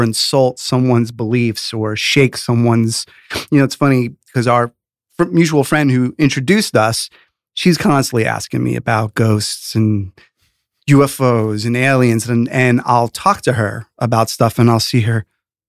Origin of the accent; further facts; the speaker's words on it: New York City, New York, United States; also born or lived in Rockland County; I was born in the Bronx and grew up in the city as a youngster. Then a teenager, we lived in the Rockland County area, Sleepy Hollow area, great place to grow up in New York.